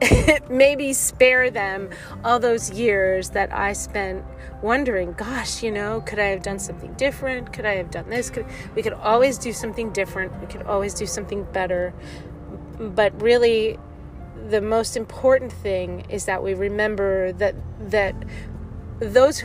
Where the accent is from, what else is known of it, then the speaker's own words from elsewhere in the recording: New Jersey, United States; now in California, United States; I forget how blessed I was to have such a huge family growing up in New Jersey, even though when I moved to California